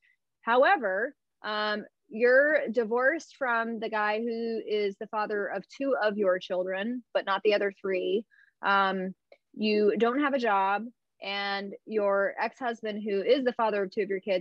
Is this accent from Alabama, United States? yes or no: yes; Alabama, United States; now in California, United States; I grew up in the Bible Belt in Alabama.